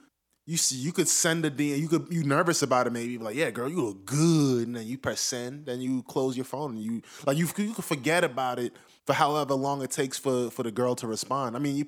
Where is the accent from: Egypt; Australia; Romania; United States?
United States; New York City, New York